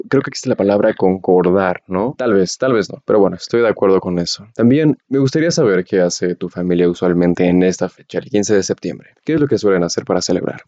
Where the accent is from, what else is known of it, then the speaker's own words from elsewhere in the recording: Mexico; como mexicano